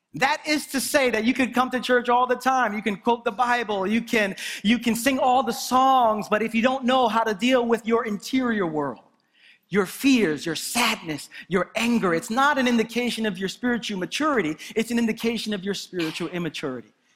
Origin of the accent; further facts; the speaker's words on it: New York City, New York, United States; I'm from Brooklyn